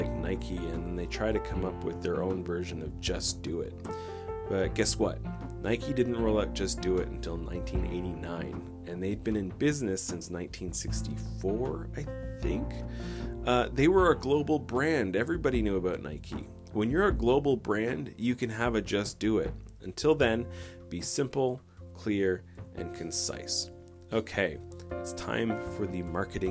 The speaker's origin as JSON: {"language": "English", "country": "Canada", "said": "I'm Canadian"}